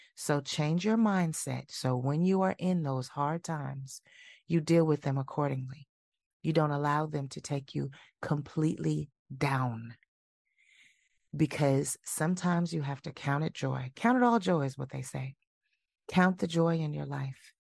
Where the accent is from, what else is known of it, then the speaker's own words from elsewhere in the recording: Milwaukee, Wisconsin, United States; moved away; my hometown of Milwaukee, Wisconsin